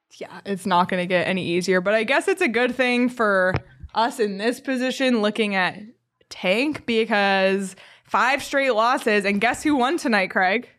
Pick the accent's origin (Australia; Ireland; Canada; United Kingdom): Canada; a Canadian